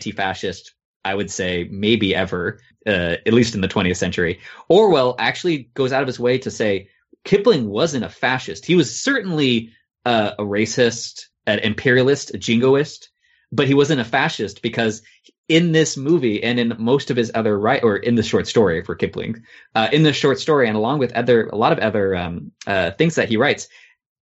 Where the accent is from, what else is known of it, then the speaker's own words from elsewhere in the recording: United States; as an American